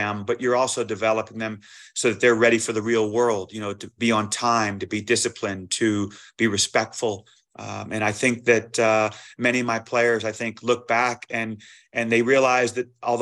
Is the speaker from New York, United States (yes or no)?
no; New Orleans, Louisiana, United States; moved away as an adult; also born or lived in Fayetteville, Arkansas; I'm from New Orleans